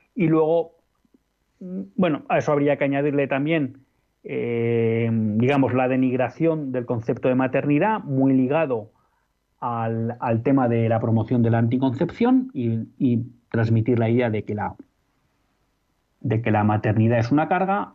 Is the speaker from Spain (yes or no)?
yes; Spain; como españoles